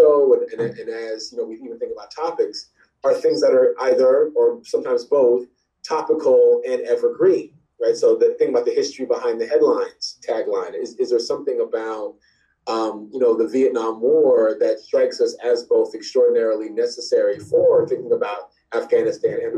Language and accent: English; Southern Illinois, United States; growing up in Southern Illinois, we played war every day.